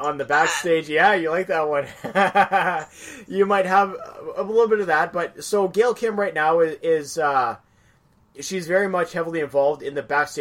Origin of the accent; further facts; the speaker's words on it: Canada; being Canadian myself